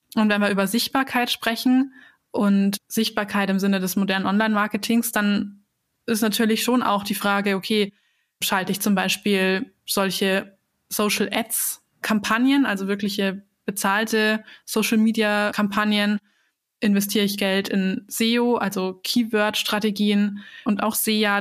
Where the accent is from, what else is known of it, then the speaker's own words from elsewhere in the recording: Bavaria, Germany; ich komme ja aus, aus Bayern